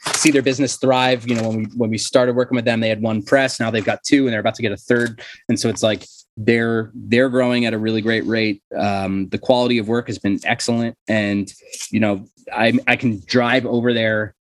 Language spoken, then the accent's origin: English; Cherry Hill, New Jersey, United States; We're the hard scrabble suburb of Philadelphia